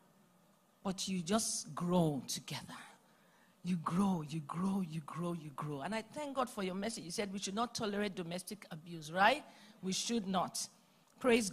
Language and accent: English; Nigeria; now in Atlanta, United States; I come from Nigeria